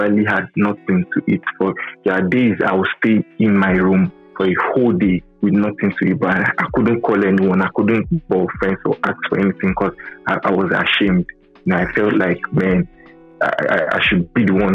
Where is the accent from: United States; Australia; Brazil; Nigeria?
Nigeria; Growing up in Nigeria, especially, and Africa as a whole, the educational system isn't top-notch